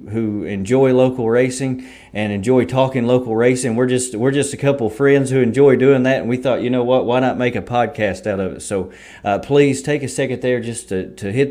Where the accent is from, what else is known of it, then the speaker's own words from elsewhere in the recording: Berea, Kentucky, United States; I'm from Berea, so grew up there at Richmond Raceway